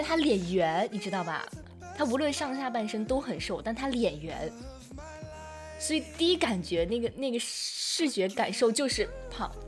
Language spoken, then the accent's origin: Chinese; Xi'an, Shaanxi, China; 我是一个土生土长的西安人